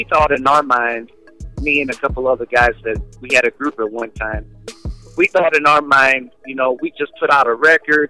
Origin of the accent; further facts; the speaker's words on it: Crystal City, Missouri, United States; I'm from Crystal City, Missouri, small town outside of St. Louis.